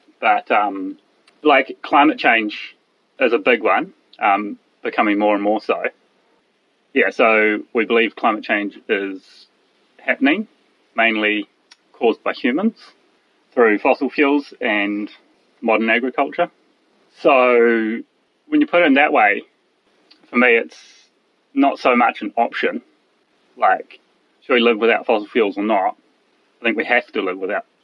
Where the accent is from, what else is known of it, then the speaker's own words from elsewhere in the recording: New Zealand; Born here on the farm